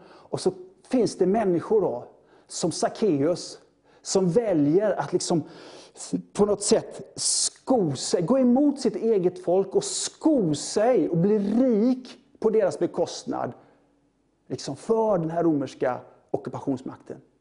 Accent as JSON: {"language": "Swedish", "country": "Sweden", "said": "vi är som svenskar"}